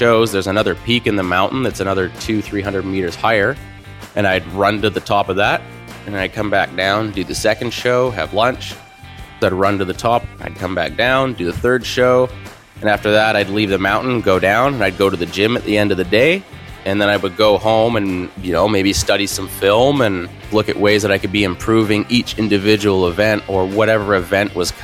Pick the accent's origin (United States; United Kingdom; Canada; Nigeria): Canada; Squamish, British Columbia; I'm from Squamish, British Columbia